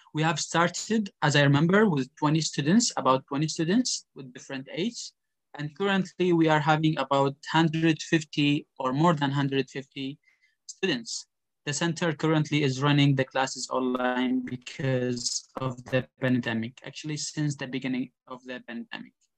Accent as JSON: {"language": "English", "country": "Iraq", "also_born_or_lived": "Ukraine", "moved": "as an adult", "lives_now": "Indonesia", "said": "I am from Iraq. I came from Iraq"}